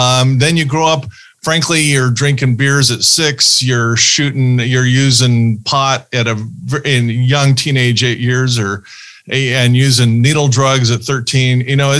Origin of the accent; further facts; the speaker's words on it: Ohio, United States; born there; But Anthony was born in Ohio. I was born in Ohio.